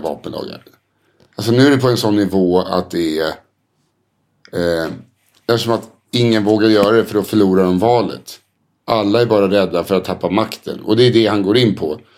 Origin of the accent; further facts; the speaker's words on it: Sweden; som svensk